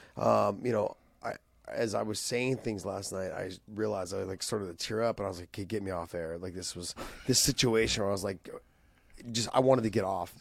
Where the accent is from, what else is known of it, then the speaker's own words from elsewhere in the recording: San Jose, California, United States; here in San Jose, in my hometown